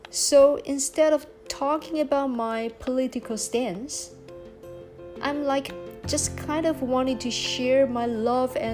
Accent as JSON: {"language": "English", "country": "Taiwan", "tie": "born or raised there", "second_language": "English", "said": "Born and uh, growing up in Taiwan, I have mixed feelings toward my my home country."}